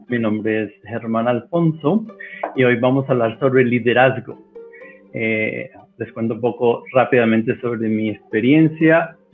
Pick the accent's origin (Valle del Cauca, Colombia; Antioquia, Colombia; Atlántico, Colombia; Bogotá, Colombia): Bogotá, Colombia; moved away as an adult; now in Cali, Colombia; aunque soy bogotano